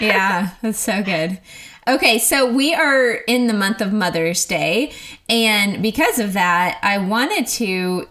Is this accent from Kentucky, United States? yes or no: no; Oklahoma, United States; moved away as an adult; now in Texas, United States; I am from Oklahoma, but I have lived in Texas for a long time now, I guess 11 years